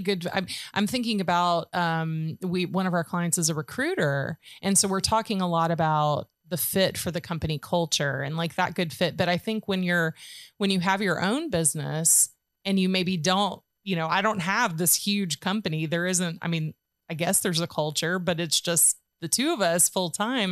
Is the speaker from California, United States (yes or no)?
no; Georgia, United States; now in Tennessee, United States; I'm from Georgia